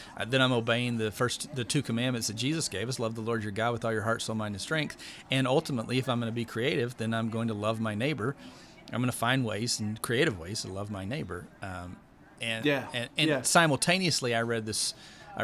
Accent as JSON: {"language": "English", "region": "West Texas", "country": "United States", "tie": "born or raised there", "said": "I grew up in West Texas"}